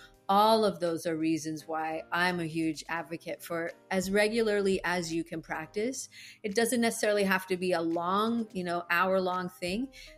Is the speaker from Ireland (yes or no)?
yes; Ireland; I used to do it, but I'm Irish. I get like fiery as it is.